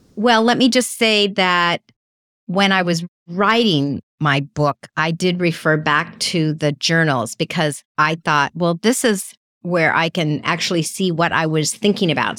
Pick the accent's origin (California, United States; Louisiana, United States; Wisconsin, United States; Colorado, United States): California, United States; sometimes people think I'm from New York, not California